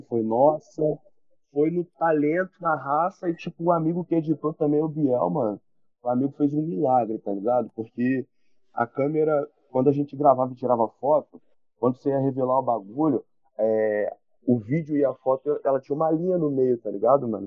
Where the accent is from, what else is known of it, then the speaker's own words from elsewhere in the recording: Rio de Janeiro, Brazil; also born or lived in Espírito Santo; Eu vim de Marechal Hermes, tá ligado? Eu sou cria de Marechal Hermes, da Zona Norte. Tipo, nunca morei em outro lugar